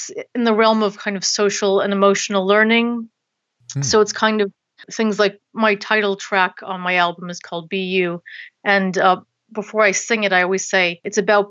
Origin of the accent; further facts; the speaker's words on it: Boston, Massachusetts, United States; moved away as an adult; now in London, United Kingdom; I'm originally from Boston in the States, Boston, Massachusetts. And I moved here about 11 years ago to do a master's degree